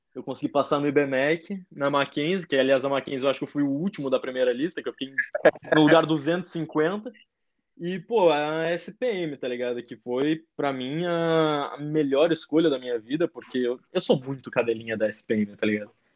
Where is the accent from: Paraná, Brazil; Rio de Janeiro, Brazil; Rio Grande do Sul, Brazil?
Rio Grande do Sul, Brazil; moved away as an adult; now in São Paulo, Brazil; cresci no Rio Grande do Sul